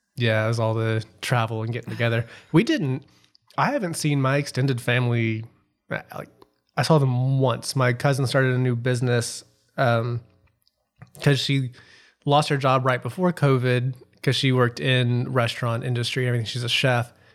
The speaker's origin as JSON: {"language": "English", "town": "Memphis", "region": "Tennessee", "country": "United States", "tie": "born or raised there", "said": "growing up in Memphis"}